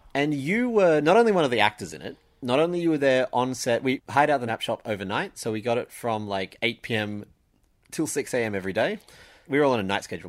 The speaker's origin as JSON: {"language": "English", "town": "Sydney", "region": "New South Wales", "country": "Australia", "tie": "born or raised there", "said": "I grew up in Sydney"}